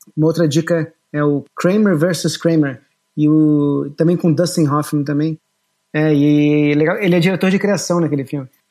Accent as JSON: {"language": "Portuguese", "region": "Rio de Janeiro", "country": "Brazil", "tie": "born or raised there", "also_born_or_lived": "Boston / New York / São Paulo / Lisbon", "moved": "yes", "lives_now": "Japan", "said": "eu nasci no Rio de Janeiro, eu nasci no Leblon, mas eu acho que com um mês e meio, dois meses, eu fui para Barra da Tijuca"}